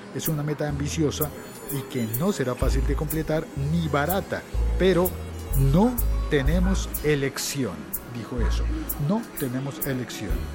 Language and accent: Spanish; Colombia; En el mío, en mi país, en Colombia